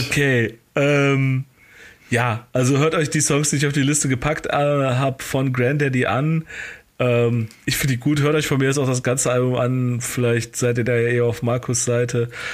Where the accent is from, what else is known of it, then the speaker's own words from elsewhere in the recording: Cologne, North Rhine-Westphalia, Germany; als Kölner habe ich naturgemäß natürlich äh, zumindest ein bisschen was mit der LGBTQ-Bewegung zu tun